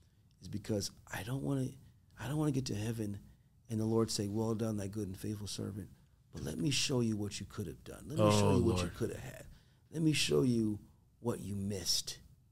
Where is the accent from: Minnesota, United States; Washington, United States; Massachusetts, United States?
Massachusetts, United States; Boston; growing up in Boston